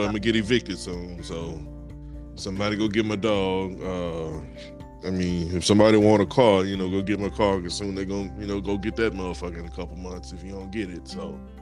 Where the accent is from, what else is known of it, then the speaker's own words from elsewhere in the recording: Louisiana, United States; also born or lived in New Orleans; I'm from Louisiana.